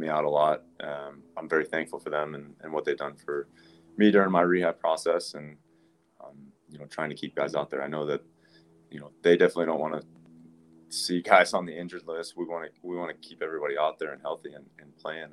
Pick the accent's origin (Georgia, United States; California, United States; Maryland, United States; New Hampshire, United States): Georgia, United States; Atlanta; growing up in Atlanta